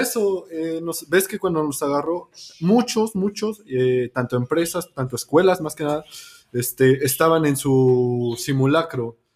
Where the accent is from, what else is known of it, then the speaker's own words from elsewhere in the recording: Mexico; las tragedias que nos han pasado como mexicanos